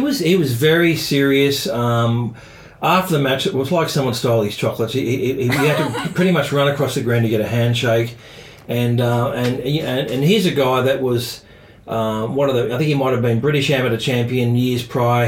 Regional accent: Australia; being an Australian

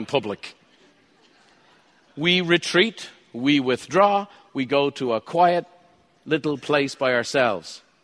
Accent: Ireland; I'm Irish

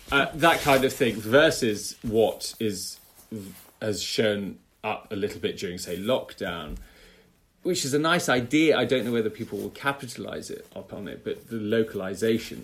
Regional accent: United Kingdom; as a British conductor with a British orchestra

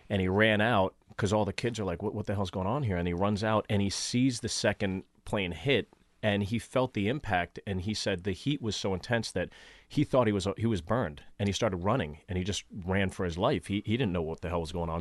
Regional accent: Pittsburgh, Pennsylvania, United States; moved away; also born or lived in New York City; I grew up in Pittsburgh, Pittsburgh

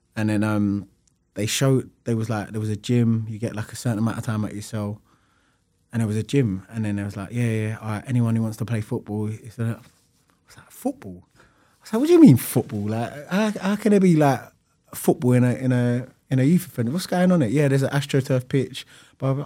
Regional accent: London, United Kingdom; I'm from Lewisham, and at the time, there was a lot of, um, like, it's a London street, street culture

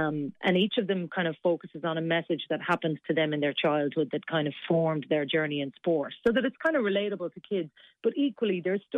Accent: Cork, Munster, Ireland; And like, I'm from Cork. We're very similar down there. We just love our sport.

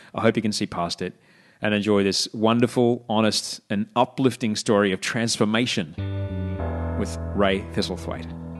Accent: Brisbane, Queensland, Australia; moved away as an adult; also born or lived in Sydney; now in Los Angeles, United States; what I grew up with in Brisbane

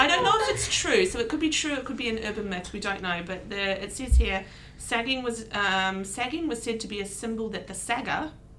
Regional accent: New Zealand; accent: Kiwi; moved away as an adult; also born or lived in Sydney, Australia; So I'm from New Zealand, and I moved to Australia and lived in Sydney for a few years.

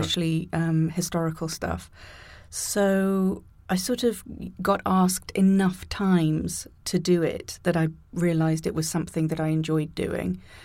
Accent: near Birmingham, West Midlands, United Kingdom; moved away; also born or lived in Canada; the biggest city closest to where I grew up

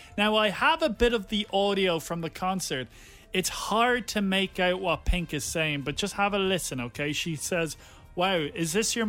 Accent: Wicklow, Leinster, Ireland; I'm from Wicklow.

